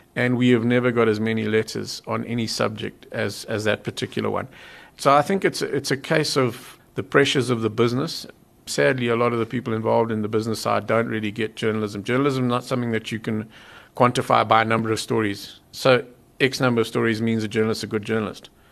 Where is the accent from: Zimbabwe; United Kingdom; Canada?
Zimbabwe; now in South Africa; I, am not a South African, I was born in Zimbabwe